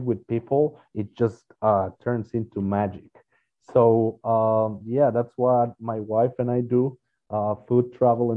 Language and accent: English; Mexico; now in United States; We're originally from Mexico